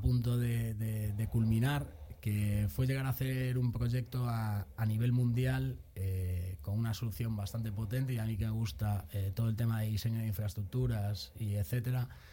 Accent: A Coruña, Galicia, Spain; moved away as an adult; also born or lived in Madrid; soy de La Coruña, pero hace muchos años por temas laborales me trasladé a Madrid

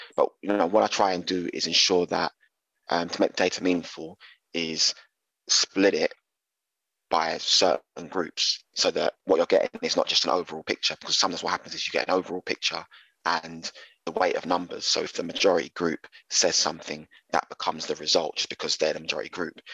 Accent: London, United Kingdom; growing up in East London

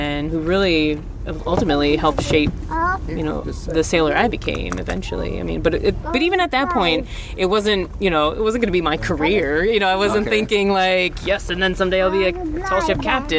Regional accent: New Berlin, Wisconsin, United States; moved away as an adult; now in Port Townsend, United States; I grew up in Wisconsin, suburbs of Milwaukee, town called New Berlin

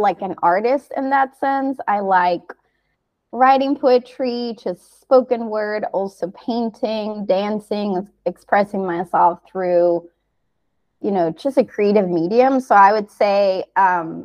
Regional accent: Canary Islands, Spain; moved away as an adult; also born or lived in United States; I'm originally from the Canary Islands, but I studied in the US

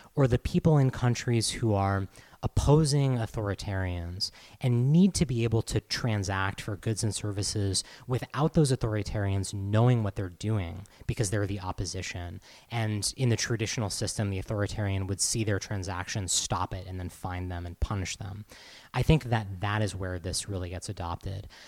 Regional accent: Massachusetts, United States; moved away; I'm from Massachusetts originally

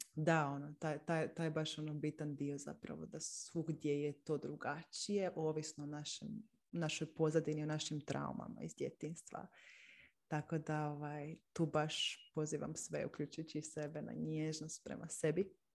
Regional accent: Split, Split-Dalmatia County, Croatia; now in Zagreb, Croatia; Inače sam odrasla u Splitu, sad živim u Zagrebu.

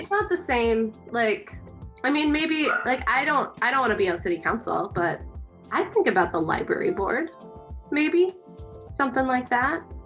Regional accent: Kansas City, United States; moved away; also born or lived in Chicago; I'm from Kansas City

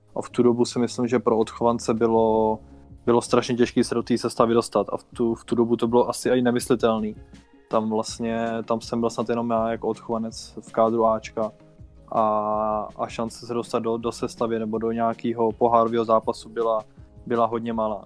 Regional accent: Bohemia, Czechia; z Čech tam nebylo, tam jsme byli jsem dva

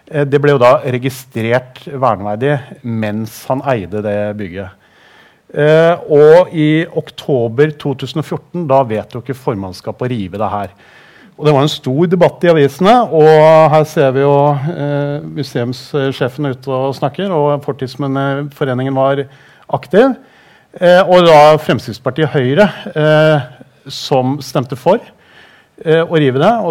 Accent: Tønsberg, Vestfold, Norway; now in Drammen, Norway; jeg er jo ikke drammenser, så det kan jeg ikke skryte på meg. Jeg kom fra Tønsberg

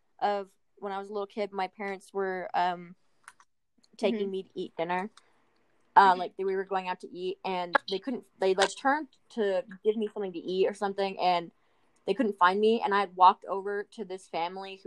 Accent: Birmingham, Alabama, United States; I was born in Birmingham, Alabama

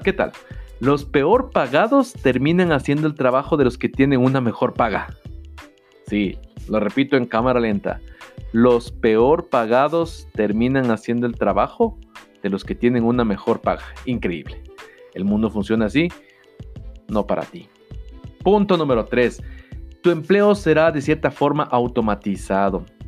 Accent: Ecuador; en mi país, en Ecuador

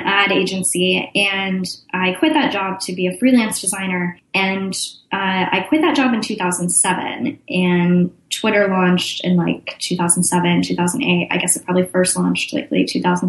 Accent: Austin, Texas, United States; also born or lived in Chicago; I'm from Austin, Texas, which is also where I live now

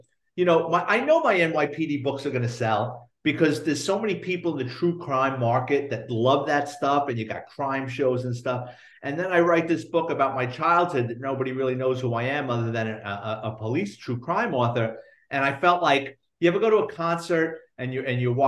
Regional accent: New York City, New York, United States; growing up in the Bronx in the 70s and 80s

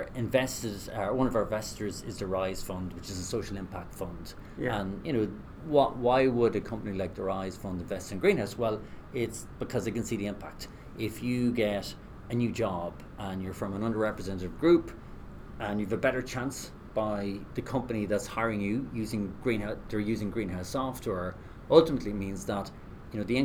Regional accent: west of Ireland, Ireland; from the west of Ireland. Both my parents were teachers, and growing up in Ireland in the 80s

